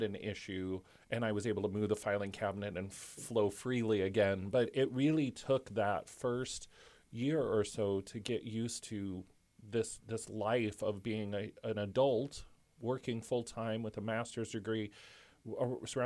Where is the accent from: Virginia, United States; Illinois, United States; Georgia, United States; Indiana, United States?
Illinois, United States; Chicago; moved away as an adult; now in Muncie, United States; Growing up in Chicago